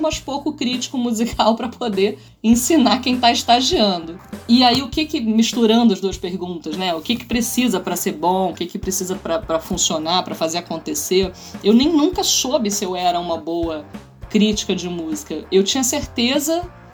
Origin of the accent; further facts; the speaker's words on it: Niterói, Rio de Janeiro, Brazil; Niterói, onde a gente morava, onde eu fui criada.